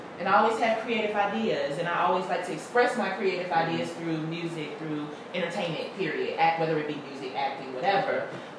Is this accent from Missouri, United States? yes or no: no; Pittsburgh, Pennsylvania, United States; also born or lived in Charleston, South Carolina / Cairo, Georgia; I'm from Pittsburgh, PA.